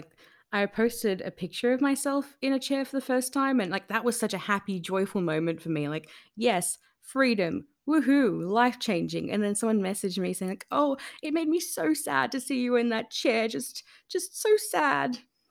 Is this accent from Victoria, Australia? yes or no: no; New South Wales, Australia; moved away as an adult; also born or lived in Campbelltown / Wollongong; now in Melbourne, Australia; Well, so I was born in Campbelltown, but when I was around 10 or so, we moved to the south coast of New South Wales. You know, I then moved for uni to Wollongong a bit later on. And, you know, I moved to Melbourne in 2018